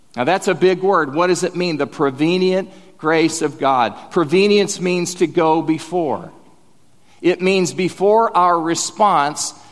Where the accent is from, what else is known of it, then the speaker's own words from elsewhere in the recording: Bethany, Oklahoma, United States; I'm from Bethany, Oklahoma